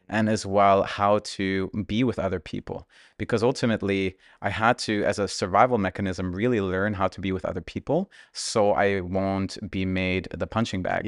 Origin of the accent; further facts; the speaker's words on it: Germany; growing up in Germany, my parents were actually immigrants from Russia